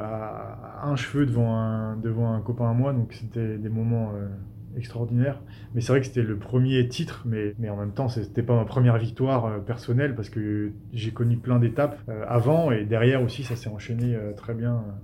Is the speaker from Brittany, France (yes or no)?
no; Metz, Grand Est, France; also born or lived in Vosges; je viens de Metz